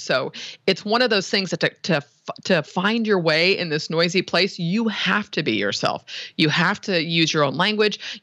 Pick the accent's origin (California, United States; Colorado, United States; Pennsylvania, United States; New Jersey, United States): California, United States; San Francisco; born and raised in the Bay Area